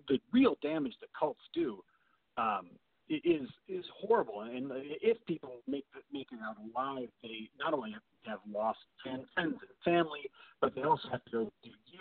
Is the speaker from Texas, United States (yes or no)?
no; Indiana, United States; I grew up in Indiana